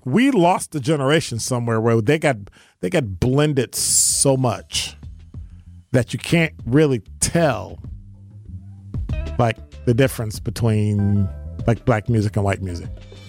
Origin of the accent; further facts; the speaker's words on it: Detroit, Michigan, United States; Yes, I'm from Detroit.